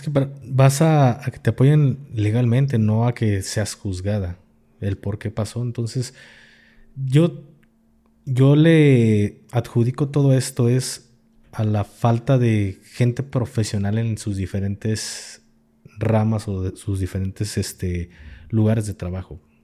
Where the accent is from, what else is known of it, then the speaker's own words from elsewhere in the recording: Jalisco, Mexico; soy de Jalisco